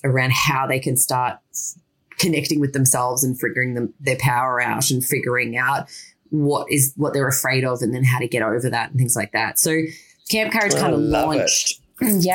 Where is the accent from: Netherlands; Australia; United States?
Australia; Yeppoon, Queensland; I grew up in small town Yeppoon, which is in central Queensland